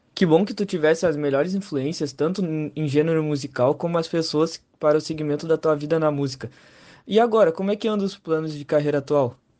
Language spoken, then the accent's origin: Portuguese; Pelotas, Rio Grande do Sul, Brazil; nós como pelotense